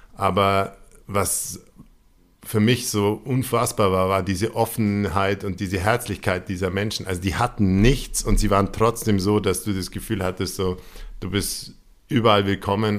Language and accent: German; Allgäu, Bavaria, Germany; ich bin aus dem Allgäu